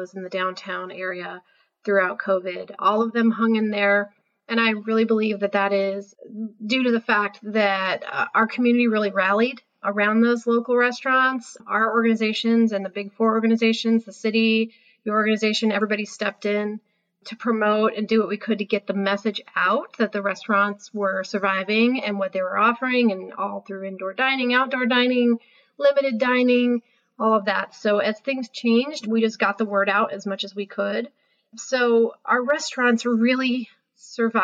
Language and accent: English; Vacaville, California, United States; moved away as an adult; also born or lived in East Coast; I'm born and raised in Vacaville and actually, schooled at Vaca High